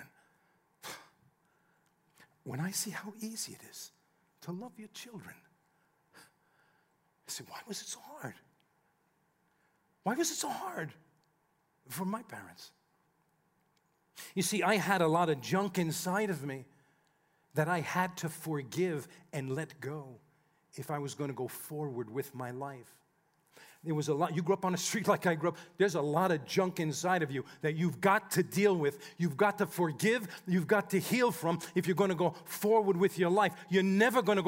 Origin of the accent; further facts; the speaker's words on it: United States; we grew up just outside of New York City